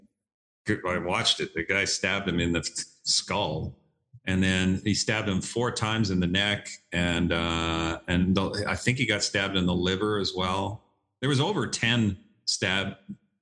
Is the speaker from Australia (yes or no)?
no; Canada; now in Dallas, United States; I'm a Canadian who met a Texas gal. I live in Dallas